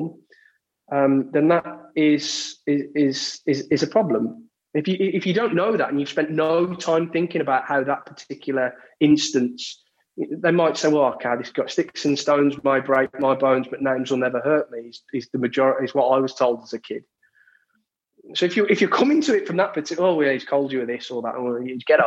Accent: Walsall, West Midlands, United Kingdom; also born or lived in Birmingham; I'd played with a lot of black and Asian kids growing up in the Walsall area, Walsall Birmingham area.

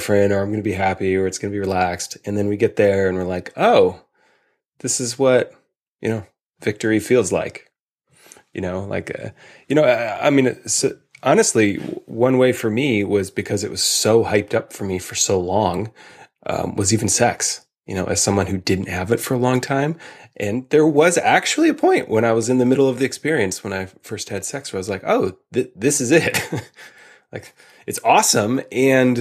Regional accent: Chicago, Illinois, United States; growing up in Chicago

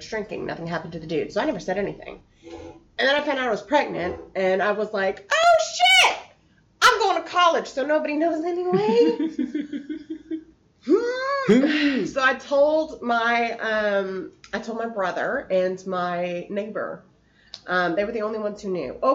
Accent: Gallatin, Tennessee, United States; also born or lived in Arlington, Virginia; grew up in Gallatin, Tennessee, which is just a touch above Nashville

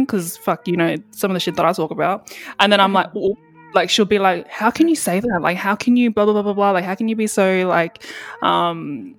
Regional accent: Sydney, New South Wales, Australia; I grew up here in Sydney and there's a lot of Fijian family here.

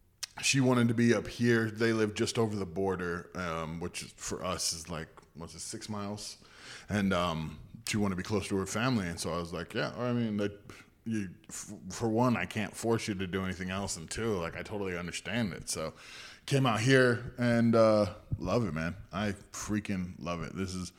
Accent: Northern California, United States; also born or lived in Texas; now in Idaho, United States; I was raised by hippies in Northern California.

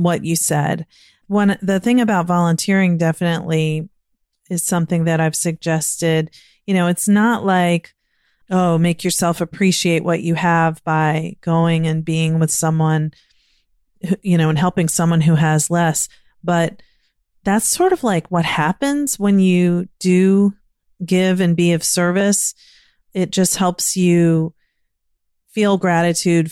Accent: Virginia, United States; now in Maryland, United States; I grew up in Virginia and now living in Maryland.

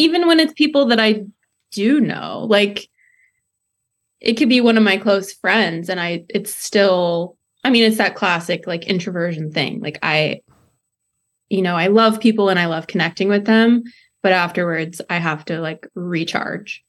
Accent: between Monticello and Champaign, Illinois, United States; I grew up right in between Monticello and Champaign.

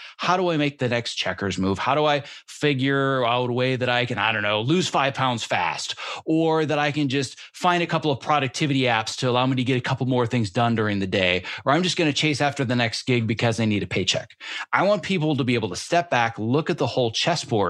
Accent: Northern Wisconsin, United States; growing up in Northern Wisconsin

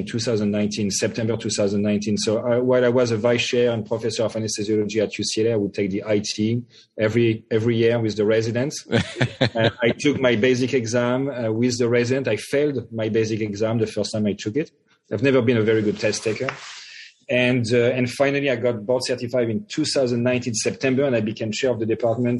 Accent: Paris, Île-de-France, France; moved away; I was born and raised in France, in Paris. I grew up in Paris.

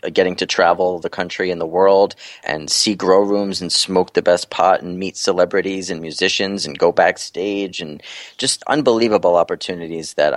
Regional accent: New York City, New York, United States; moved away as an adult; now in New Jersey, United States; I was born and raised in Brooklyn, and I moved out to Jersey, you know, about 10 or 12 years ago

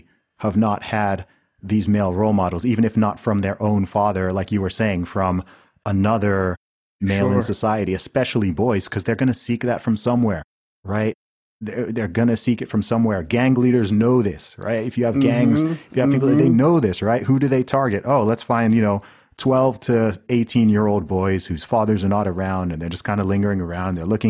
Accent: Saudi Arabia; Like I grew up in Saudi Arabia. And, you know, Saudi's a place that people like to talk crap about, despite the fact they've never been there.

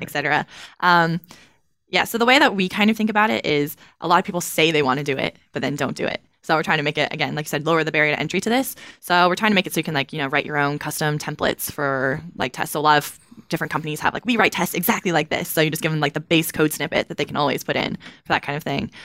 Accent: Kentucky, United States; I'm from Kentucky

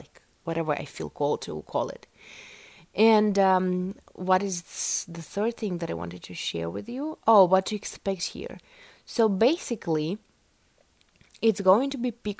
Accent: Russia; English is a second language; I was born in Russia

